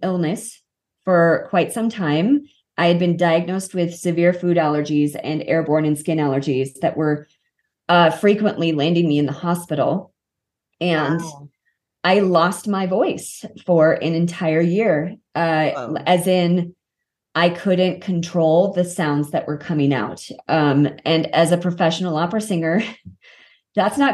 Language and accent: English; Kansas City, Missouri, United States; moved away as an adult; also born or lived in Los Angeles, United States; now in Colorado, United States; I grew up in Kansas City. Colorado is my actual home